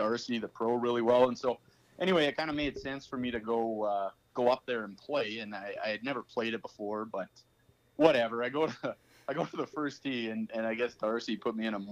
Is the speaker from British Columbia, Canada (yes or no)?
no; Saskatoon, Saskatchewan, Canada; also born or lived in Melfort, Saskatchewan; I kind of did half my growing up in Melfort and then the other half in Saskatoon here.